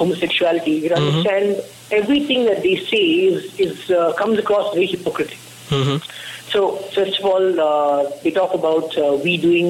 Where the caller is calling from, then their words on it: Bangalore, Karnataka, India; Yes, I'm in Bangalore, yes.